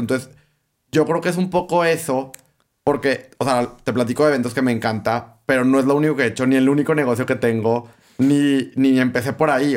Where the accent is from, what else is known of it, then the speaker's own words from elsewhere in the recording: Torreón, Coahuila, Mexico; aquí en Torreón